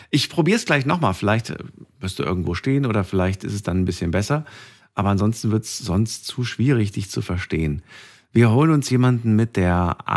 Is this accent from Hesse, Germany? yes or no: yes; Frankfurt, Hesse, Germany; Ja, ich komme komm ja von, aus Frankfurt, ja, erzähl.